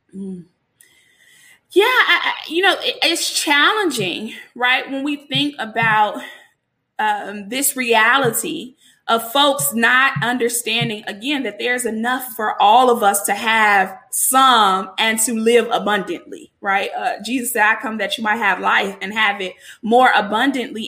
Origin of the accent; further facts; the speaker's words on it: Chicago, Illinois, United States; I'm from Chicago